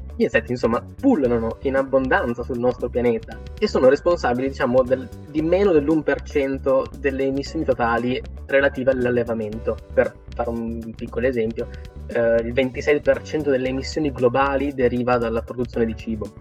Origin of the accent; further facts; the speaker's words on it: Italy; noi in Italia ci cibiamo e anche molto spesso